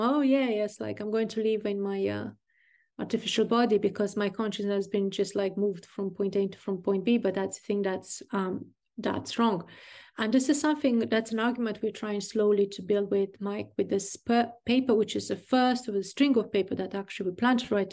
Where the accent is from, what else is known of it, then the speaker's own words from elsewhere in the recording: Burgundy, Bourgogne-Franche-Comté, France; I'm from Burgundy